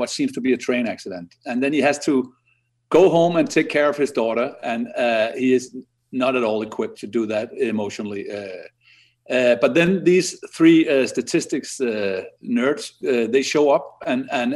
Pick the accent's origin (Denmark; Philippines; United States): Denmark; I'm from like 50 miles from Roskilde, a place called Frederiksberg, which is a tiny rural town